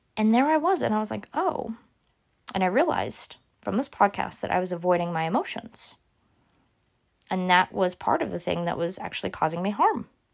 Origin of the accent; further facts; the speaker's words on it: Oklahoma, United States; I'm from Oklahoma